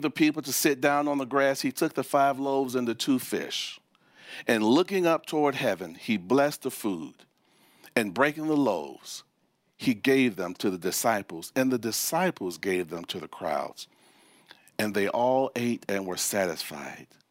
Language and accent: English; Chicago, Illinois, United States; moved away; also born or lived in Memphis, Tennessee; I was born and raised in Chicago, and we moved from the North Chicago, Midwest Chicago, we moved to Memphis, Tennessee